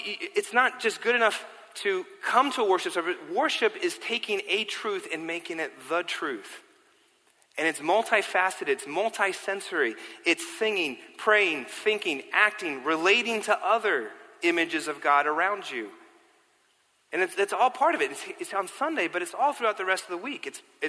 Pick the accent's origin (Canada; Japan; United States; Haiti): United States; New York City, New York; also born or lived in London; I grew up here in New York City, I grew up biking everywhere, all over New York City